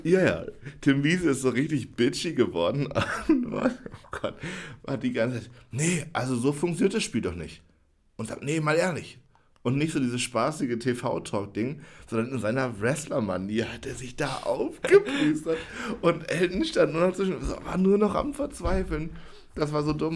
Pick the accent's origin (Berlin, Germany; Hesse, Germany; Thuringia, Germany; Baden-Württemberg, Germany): Thuringia, Germany; Jena; moved away as an adult; also born or lived in Oldenburg; Jena, wo ich aufgewachsen bin